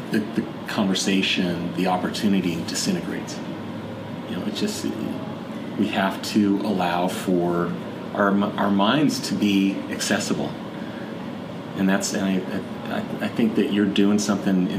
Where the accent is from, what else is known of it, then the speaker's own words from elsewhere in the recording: Montana, United States; moved away as an adult; also born or lived in Idaho; now in Seattle, United States; spending the broader time in my life in Montana, growing up in Montana and going to college there as well